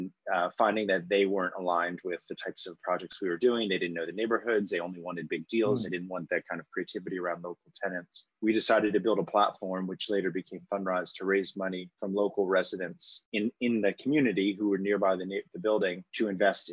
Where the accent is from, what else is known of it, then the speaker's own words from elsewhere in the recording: Washington, District of Columbia, United States; I grew up in Washington, D.C.